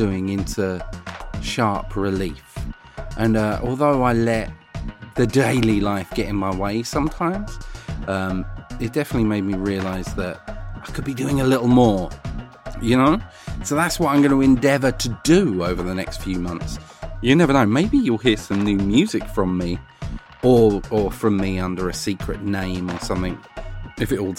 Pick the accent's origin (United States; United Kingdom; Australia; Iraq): United Kingdom; Essex, East of England; Growing up in Essex